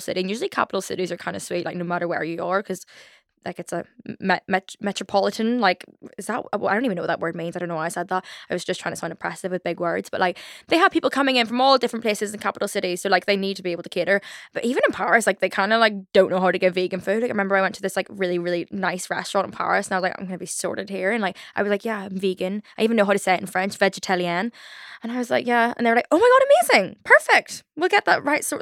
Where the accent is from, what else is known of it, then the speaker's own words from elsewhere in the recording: Belfast, Northern Ireland, United Kingdom; accent: Belfast; my Belfast accent